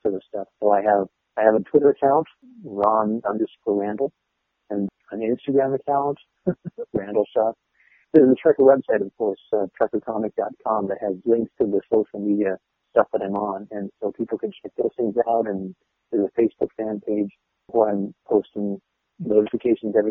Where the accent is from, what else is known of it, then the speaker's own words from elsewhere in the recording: Portland, Oregon, United States; right here in my hometown